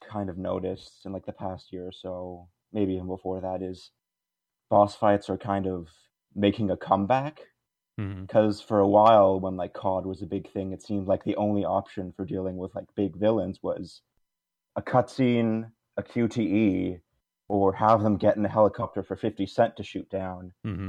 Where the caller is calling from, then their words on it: Toronto, Ontario, Canada; Hi, this is … from Toronto.